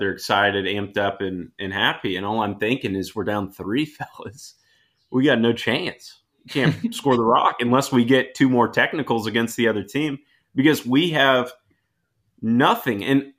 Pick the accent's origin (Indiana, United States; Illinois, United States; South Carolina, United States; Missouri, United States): Indiana, United States; Indianapolis; Coming at I'm straight from Indianapolis.